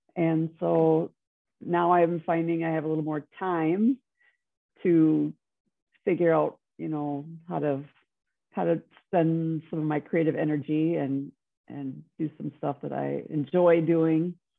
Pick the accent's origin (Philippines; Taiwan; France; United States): United States; Wisconsin; moved away as an adult; also born or lived in Minneapolis; I'm from Wisconsin, but I went to school in Minneapolis